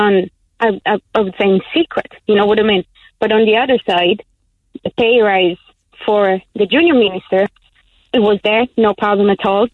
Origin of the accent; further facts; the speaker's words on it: Italy; moved away as an adult; now in Ireland; I'm Italian